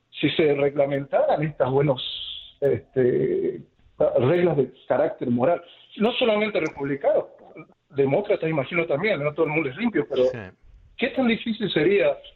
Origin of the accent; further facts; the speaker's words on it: Argentina; now in United States; lo que hemos crecido en países de tercer mundo, por ejemplo, yo soy de Argentina